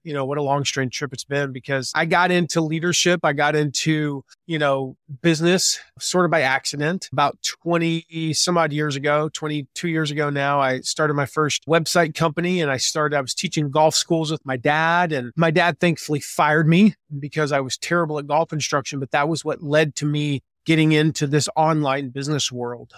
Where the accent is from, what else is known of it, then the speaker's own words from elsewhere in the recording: the South, United States; moved away as an adult; now in Fort Wayne, United States; I grew up in the South. I grew up in the nice, warm weather mostly